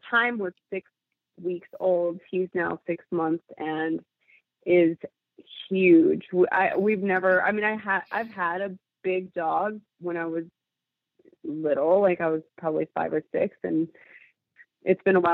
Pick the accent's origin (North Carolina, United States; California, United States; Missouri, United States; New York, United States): California, United States; Los Angeles; I grew up in East Los Angeles during the LA riots